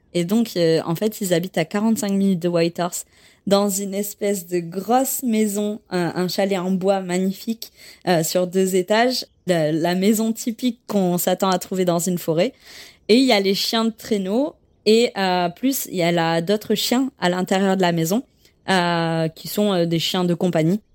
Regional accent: France; moved away as an adult; also born or lived in Quebec City / Yukon; je suis française

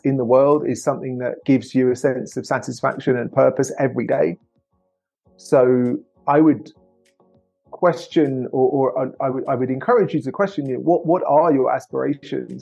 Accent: England, United Kingdom; now in United States; as an English person living in the US

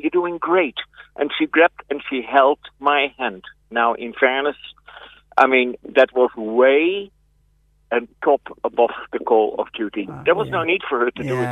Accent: Netherlands; moved away as an adult; also born or lived in West Cork, Ireland; now in Cork, Ireland; I'm originally from Holland.

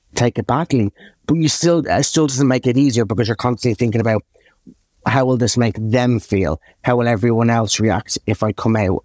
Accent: Dublin, Leinster, Ireland; accent: Irish; moved away; I was born, um, in Dublin to the most amazing parents

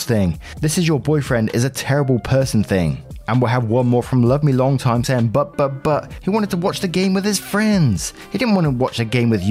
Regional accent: England, United Kingdom; I'm English as well

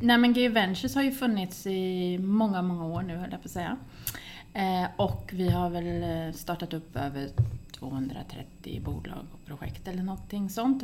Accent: Västervik, Kalmar County, Sweden; moved away; also born or lived in Linköping / Uppsala / Gothenburg; jag är född i Västervik men jag har pluggat i Linköping

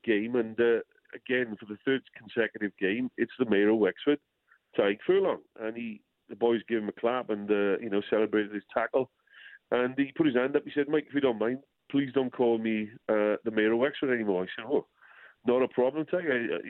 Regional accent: Wales, United Kingdom; I being a bit old school as a Welshman

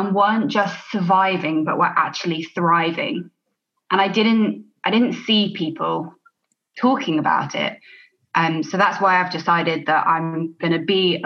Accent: Alderney, Guernsey; moved away as an adult; also born or lived in United Kingdom; I'm from Alderney in the Channel Islands, which is a really small, beautiful island, 2,000 people here.

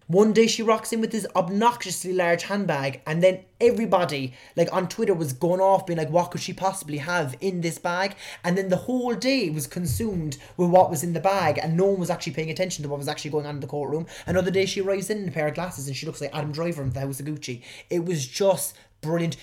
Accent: Cork, Munster, Ireland; accent: Cork; my Cork accent

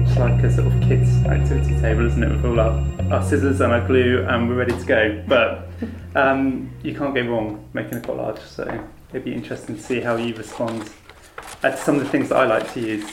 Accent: Falmouth, South West England, United Kingdom; growing up in Falmouth, I was lucky enough to have a really good art school

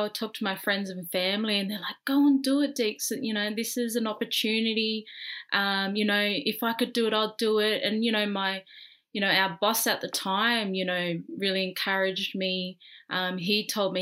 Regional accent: Australia; I'm fresh from Australia

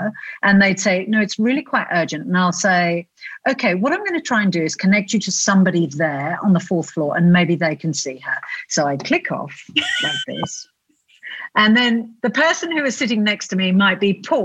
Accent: South Australia, Australia; this tiny little pair of South Australians who thought that they could set up a travel magazine

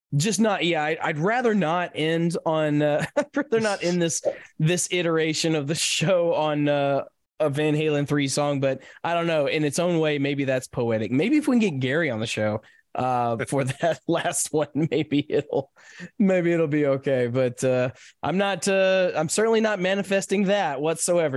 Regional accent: Nashville, Tennessee, United States; my my hometown

